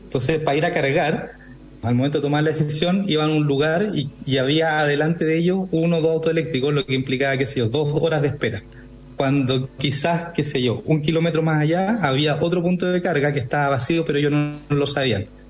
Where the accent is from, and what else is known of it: Chile